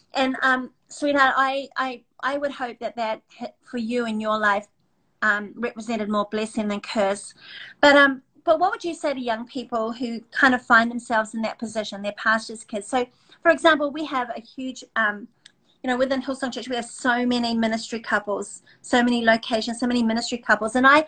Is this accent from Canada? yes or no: no; New Zealand; I came from New Zealand, etc.